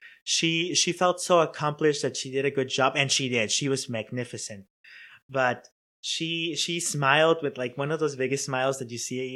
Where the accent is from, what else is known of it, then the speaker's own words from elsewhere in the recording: Chicago, Illinois, United States; now in Cincinnati, United States; I'm from Chicago